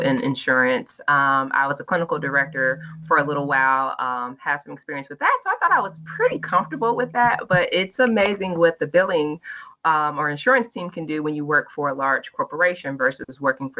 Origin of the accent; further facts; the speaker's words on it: Indianapolis, Indiana, United States; moved away as an adult; now in Memphis, United States; I'm originally from Indianapolis, Indiana